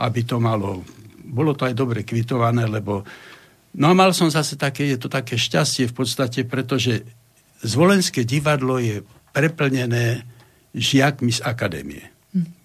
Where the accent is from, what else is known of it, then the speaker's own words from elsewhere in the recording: Slovakia; ja som taký ako Slovák